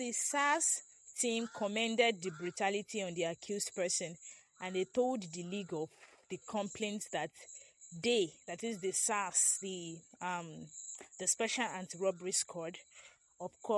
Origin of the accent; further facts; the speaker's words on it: Nigeria; I'm also a Nigerian